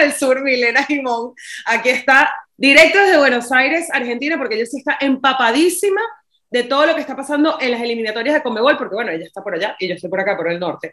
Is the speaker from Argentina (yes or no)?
no; Venezuela; moved away; also born or lived in Barcelona / Miami; como venezolano